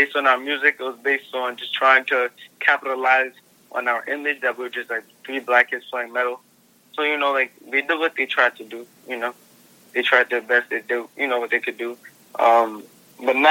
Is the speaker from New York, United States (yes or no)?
yes; New York City, New York, United States; I come from Brooklyn